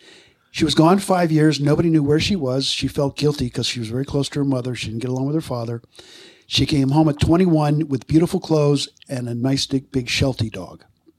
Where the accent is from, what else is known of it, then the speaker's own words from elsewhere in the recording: Allentown, Pennsylvania, United States; also born or lived in Lebanon County, Pennsylvania; I grew up in Allentown, which is all the way, you know, the … song, literally, over in Lehigh County.